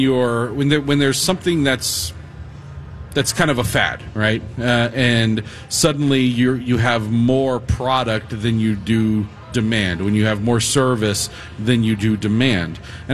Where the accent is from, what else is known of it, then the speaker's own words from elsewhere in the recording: St. Paul, Minnesota, United States; You St. Paul snob over there. I'm from St. Paul.